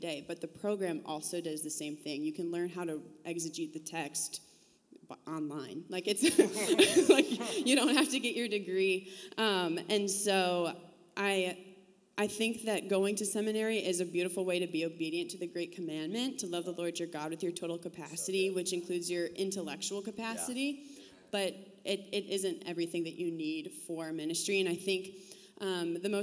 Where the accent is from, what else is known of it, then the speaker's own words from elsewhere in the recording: Illinois, United States; moved away; I'm from Illinois